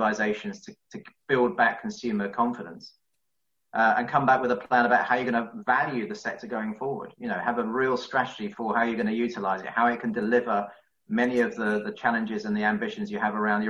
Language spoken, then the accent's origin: English; London, United Kingdom; as a Londoner